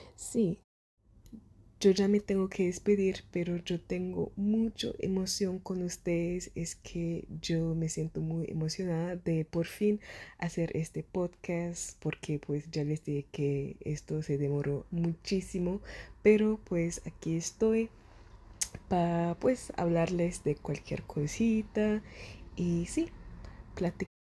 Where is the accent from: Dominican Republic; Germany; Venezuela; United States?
Germany; Spanish is a second language; el español no es mi primer idioma. Yo nací en Alemania, yo soy alemana, yo hablo alemán